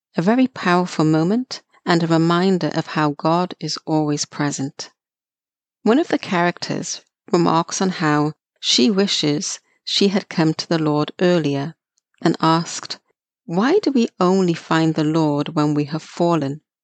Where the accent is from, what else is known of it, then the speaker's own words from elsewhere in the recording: Wales, United Kingdom; growing up in Wales, United Kingdom.